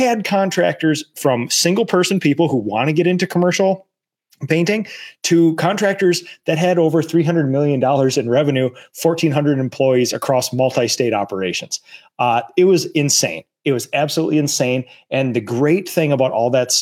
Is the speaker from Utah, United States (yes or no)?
no; Minnesota, United States; we're from Minnesota.